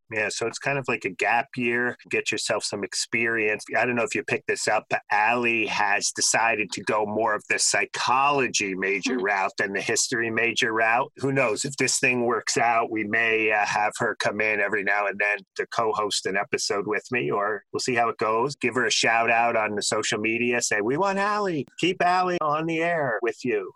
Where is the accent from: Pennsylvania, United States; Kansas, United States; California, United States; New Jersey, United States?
New Jersey, United States; I grew up in New Jersey.